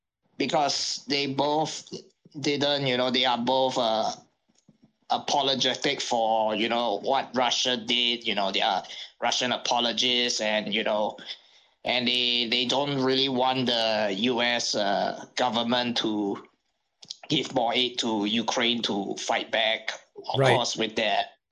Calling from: Singapore; Good morning. I'm from Singapore, and I call halfway around the world.

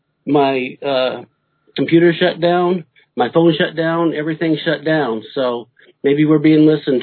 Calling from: Greeley, Colorado, United States; Greeley is not quite in the mountains yet.

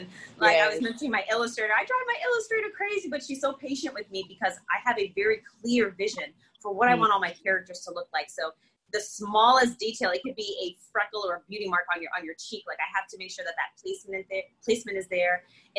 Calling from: Connecticut, United States; not only in my state, I'm coming in from Connecticut

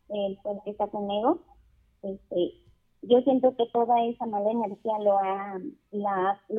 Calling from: Chavarría, Mexico; De Chavarría

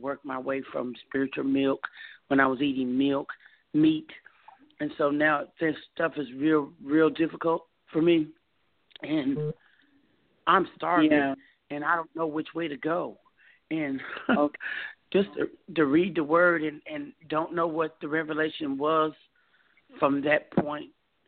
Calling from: Texas, United States; I'm calling from Texas.

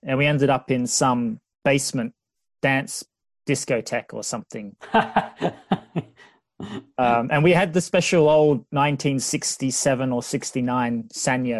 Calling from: England, United Kingdom; I'm zooming in from England to talk with Jay about his adventures in California, the Balkans, Russia, and other fine destinations.

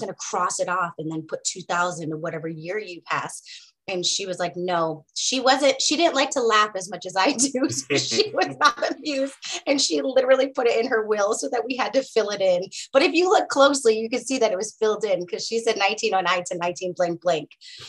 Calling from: United States; I am calling in from the Piscataway lands.

